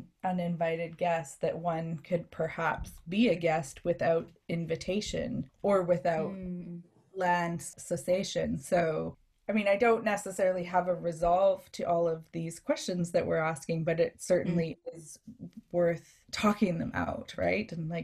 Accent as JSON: {"language": "English", "country": "Canada", "said": "So as settler Canadian, my understanding of hospitality is drawing from multi-generations of settler inhabitants"}